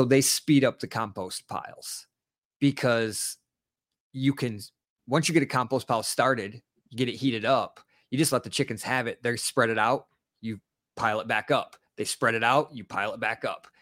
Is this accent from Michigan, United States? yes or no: yes; Detroit, Michigan, United States; I was born and raised in Detroit